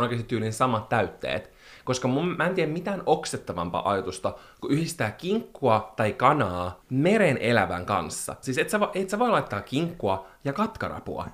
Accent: Espoo, Uusimaa, Finland; also born or lived in Helsinki; valtaosan elämästäni mä oon asunut Espoossa, ja mä koen, että mä olen espoolainen

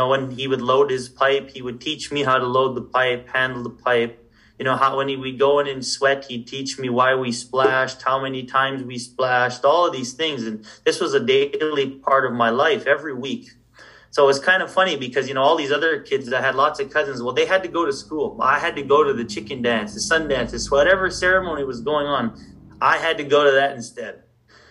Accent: Saddle Lake Cree Nation, Alberta, Canada; I come from the Satellite Cree Nation

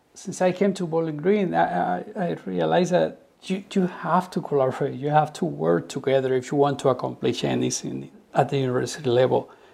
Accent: Cuba; growing up in Cuba and being educated under the revolution

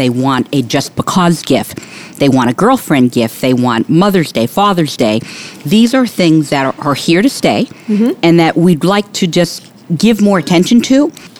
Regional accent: New York, United States; moved away; I grew up in New York

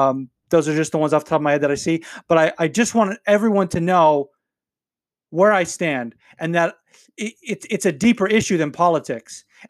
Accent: North Las Vegas, Nevada, United States; And I grew up in North Las Vegas, and if you've been to North Las Vegas, you know it's not the best part of town.

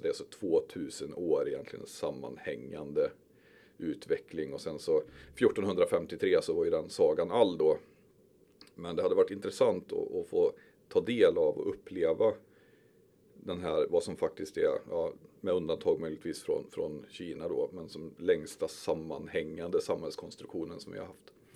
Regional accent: Skövde, Västra Götaland, Sweden; also born or lived in Stöpen; Jag är uppväxt i Timmerstad och Berg

